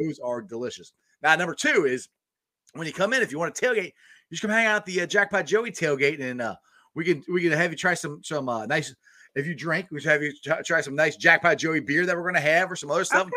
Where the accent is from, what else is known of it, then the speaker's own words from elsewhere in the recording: Cincinnati, Ohio, United States; also born or lived in Goldsboro, North Carolina; I was raised in Cincinnati